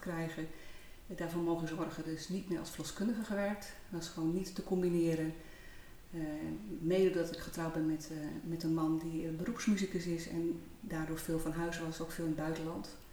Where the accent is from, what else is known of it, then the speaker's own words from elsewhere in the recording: Heerenveen, Friesland, Netherlands; moved away as an adult; also born or lived in Rotterdam / Almere; fijn om in Friesland te zijn. Want daar ligt uiteindelijk wel mijn roots. Geboren in Heerenveen, al heel wat jaar geleden. Ehm, ik ben als jonge ja, meid van 19 jaar eh, naar Rotterdam gegaan